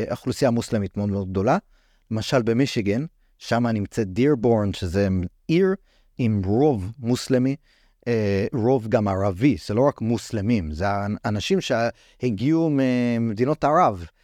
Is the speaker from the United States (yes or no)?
yes; United States; אני גדלתי בארצות הברית, הייתי ב... בתקופות של מבצעים צבאיים של ישראל שם